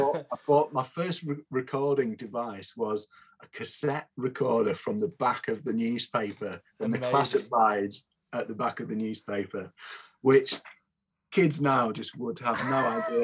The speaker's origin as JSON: {"language": "English", "area": "near Lincoln", "region": "East Midlands", "country": "United Kingdom", "tie": "born or raised there", "moved": "as an adult", "lives_now": "Leeds, United Kingdom", "said": "I grew up near Lincoln"}